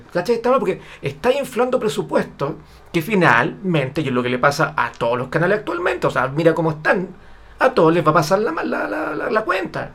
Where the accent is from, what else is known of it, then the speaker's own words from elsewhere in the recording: Chile; yo vivo en Chile